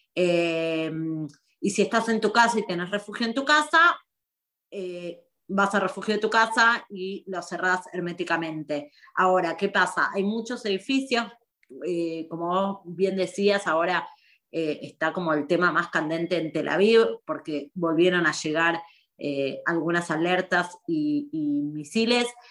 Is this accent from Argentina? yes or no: yes; Argentina; moved away as an adult; also born or lived in Buenos Aires; now in Israel; como argentinos viviendo acá